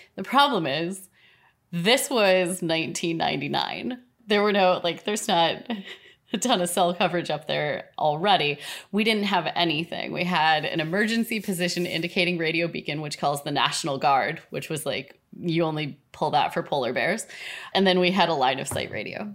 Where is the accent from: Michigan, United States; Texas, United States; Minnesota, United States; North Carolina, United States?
Minnesota, United States; I grew up in Minnesota.